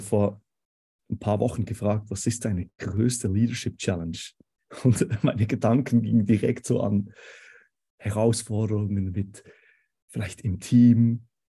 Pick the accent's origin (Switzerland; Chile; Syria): Switzerland; accent: Swiss; moved away as an adult; now in Konstanz, Germany; Vielleicht könnt ihr es hören ähm, vom Dialekt her. Ich bin Schweizer ursprünglich.